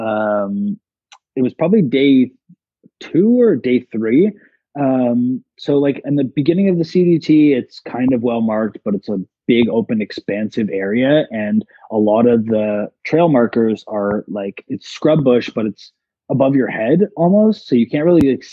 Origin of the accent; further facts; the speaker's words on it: Toronto, Ontario, Canada; I'm from Toronto